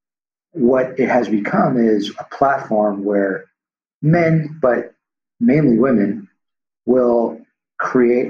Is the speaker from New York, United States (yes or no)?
no; Los Angeles, California, United States; the street I grew up on in Tarzana, California, which is a suburb here